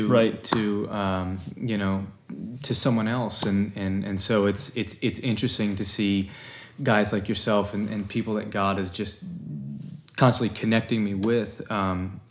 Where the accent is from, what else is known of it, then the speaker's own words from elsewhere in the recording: Philadelphia, Pennsylvania, United States; growing up in Philadelphia